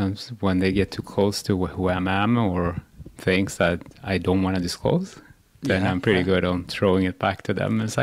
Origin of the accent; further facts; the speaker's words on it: Sweden; also born or lived in Iran; So I was adopted from Iran. So when I was 2 years old, I went to Sweden. And then I grew up with Swedish people